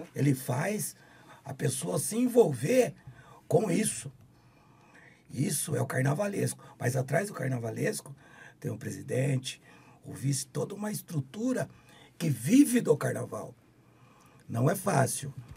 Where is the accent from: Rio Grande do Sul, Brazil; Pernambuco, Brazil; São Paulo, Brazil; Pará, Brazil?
São Paulo, Brazil; Campinas; eu sou nascido e criado em Campinas